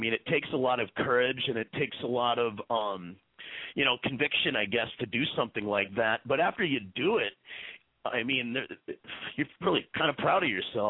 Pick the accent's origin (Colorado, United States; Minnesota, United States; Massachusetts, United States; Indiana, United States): Minnesota, United States; moved away as an adult; now in New York City, United States; I'm from Minnesota, actually. But I've been in New York for 13 years.